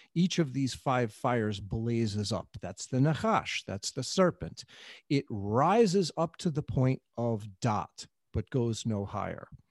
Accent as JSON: {"language": "English", "town": "New York City", "region": "New York", "country": "United States", "tie": "born or raised there", "said": "I grew up in the New York City of the seventies"}